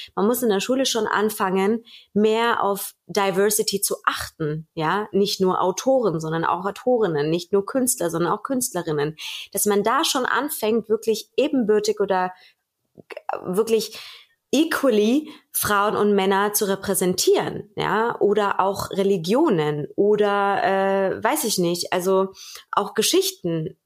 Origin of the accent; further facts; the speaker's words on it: Germany; bei uns in Deutschland